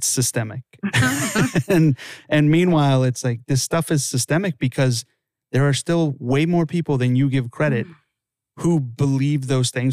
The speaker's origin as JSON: {"language": "English", "town": "Los Angeles", "region": "California", "country": "United States", "tie": "born or raised there", "also_born_or_lived": "Santa Clarita, California", "said": "I grew up in Los Angeles"}